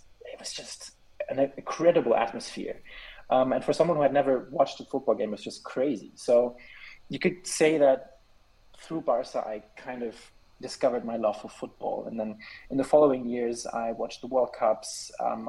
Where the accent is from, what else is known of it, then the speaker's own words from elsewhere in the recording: Switzerland; also born or lived in Germany; I'm living in Switzerland. I was born in Germany in 1997, but we've been living here in Switzerland for 17 years now.